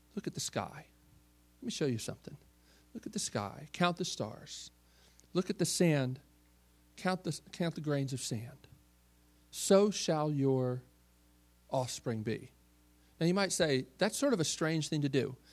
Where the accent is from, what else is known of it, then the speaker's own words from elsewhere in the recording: Baltimore, Maryland, United States; I grew up in Baltimore, uh, Maryland